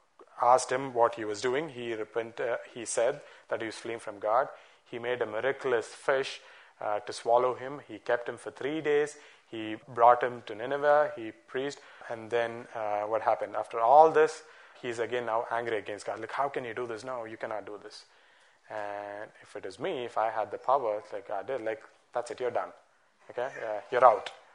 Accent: Bangalore, Karnataka, India; Growing up in Bangalore

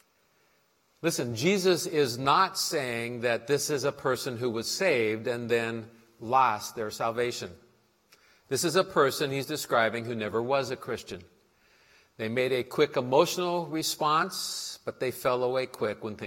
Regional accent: Portland, United States; when I was growing up in Portland

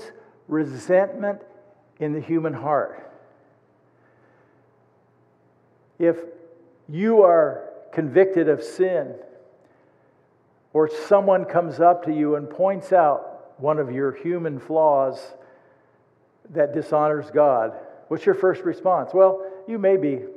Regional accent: United States; as an American

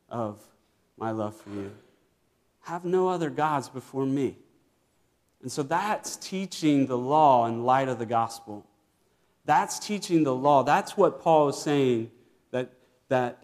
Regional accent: Virginia, United States; I grew up in Virginia

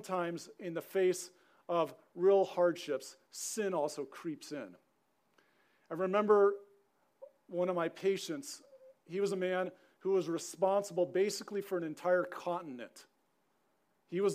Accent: Southern California, United States; moved away as an adult; also born or lived in Helena, Montana; Growing up in Southern California

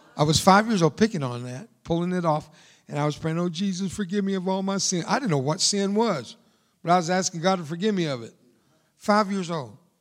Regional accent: Fort Worth, Texas, United States; first language Spanish; English is a second language; moved away; I'm from Fort Worth, Texas, and I'm from there more than I am there

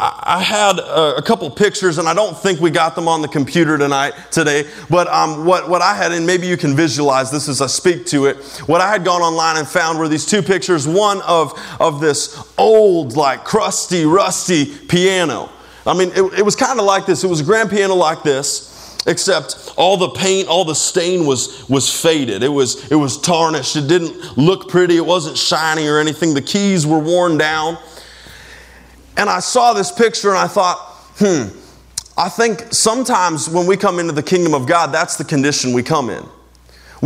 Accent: United States; as an American

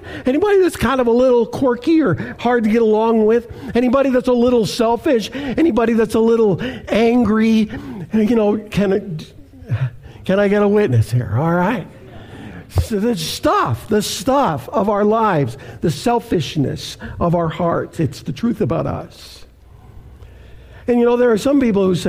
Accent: Canada; now in United States; go back to my native Canada, have I mentioned I'm a Canadian

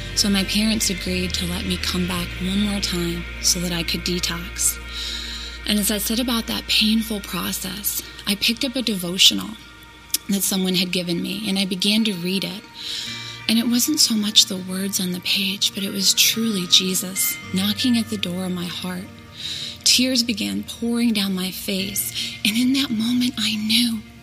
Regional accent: Euclid, Ohio, United States; my story begins in Euclid, Ohio

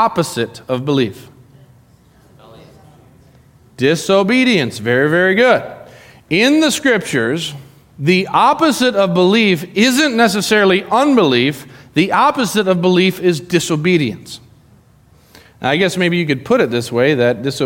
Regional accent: Arizona, United States; moved away; I grew up in Arizona. I went to high school, not my whole life in Arizona, but my high school years in Arizona

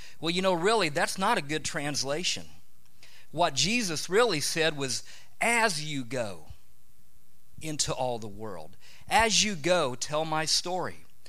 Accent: near Kokomo, Indiana, United States; moved away as an adult; now in Thailand; Kathy and I are from Indiana. I grew up in Richeville near Kokomo, and Kathy grew up in Kokomo. And so we're Hoosiers.

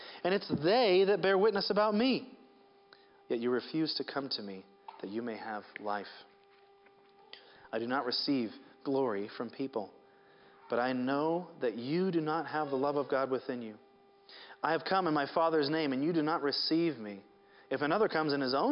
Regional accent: Seattle, Washington, United States; I grew up in Seattle, which is mostly hills like this

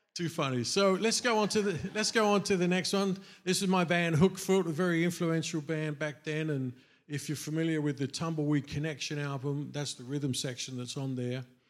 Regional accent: England, United Kingdom; moved away as an adult; growing up in England

